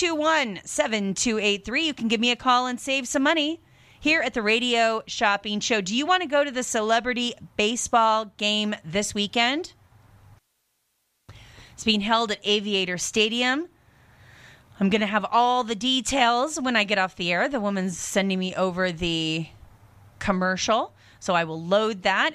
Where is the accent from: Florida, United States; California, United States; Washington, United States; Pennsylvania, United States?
Washington, United States; Seattle; moved away as an adult; now in Las Vegas, United States; I grew up in Washington